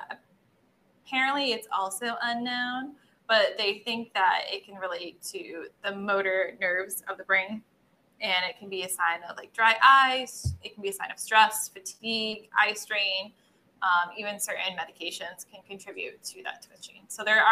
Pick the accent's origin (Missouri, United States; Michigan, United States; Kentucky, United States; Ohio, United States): Michigan, United States; growing up in Michigan